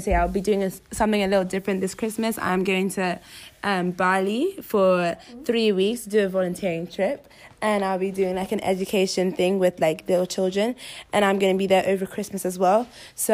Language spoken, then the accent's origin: English; Nigeria; also born or lived in New York; now in London, United Kingdom; I'm from Nigeria, but I school in London.